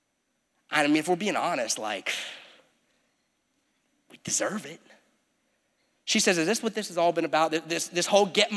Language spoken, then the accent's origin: English; United States; Sometimes I'm more American than I am a disciple